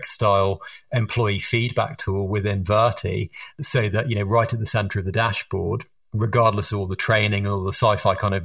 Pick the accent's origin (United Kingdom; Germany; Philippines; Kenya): United Kingdom; England; accent: Harry Potter accent; moved away; also born or lived in United States; as you can tell from my Harry Potter accent, I am British or English originally, but I spent a lot of my time over in the United States